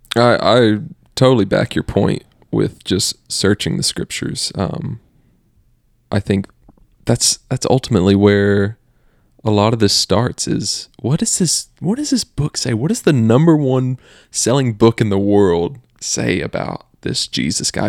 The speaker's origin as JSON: {"language": "English", "region": "the South", "country": "United States", "tie": "born or raised there", "said": "growing up in the South for both of us, the Bible Belt is what they call it"}